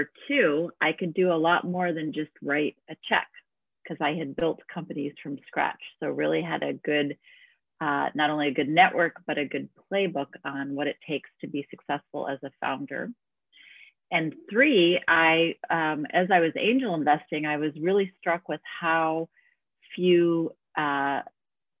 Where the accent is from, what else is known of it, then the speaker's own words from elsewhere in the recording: Chicago, Illinois, United States; moved away as an adult; now in Bay Area, United States; I'm actually from the Midwest in the United States, from Chicago specifically, where I grew up